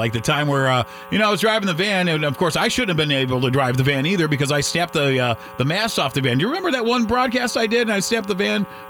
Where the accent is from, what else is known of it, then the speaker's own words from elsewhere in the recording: Toledo, Ohio, United States; We're both from Toledo, Ohio.